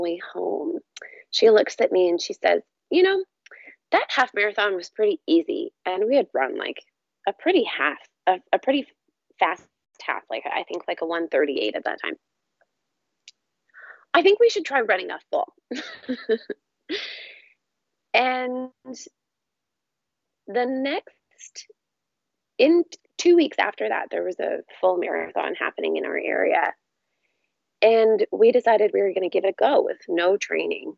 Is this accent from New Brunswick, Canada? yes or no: yes; Fredericton, New Brunswick, Canada; now in Vancouver, Canada; I grew up in Fredericton, New Brunswick, so in the Atlantic provinces